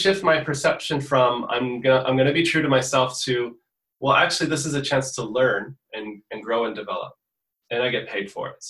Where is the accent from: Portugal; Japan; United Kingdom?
Portugal; also born or lived in United States; So I was born in the States, but I was raised in Portugal.